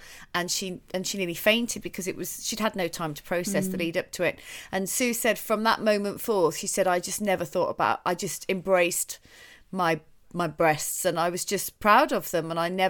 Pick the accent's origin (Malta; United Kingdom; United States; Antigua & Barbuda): United Kingdom; particularly as a British person, I think, to answer, because we're all so modest.